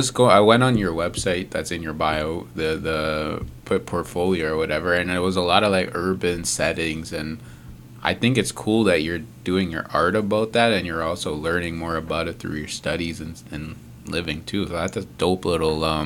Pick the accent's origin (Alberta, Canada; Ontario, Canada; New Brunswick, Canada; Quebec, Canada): Ontario, Canada; Mississauga; I grew up in Mississauga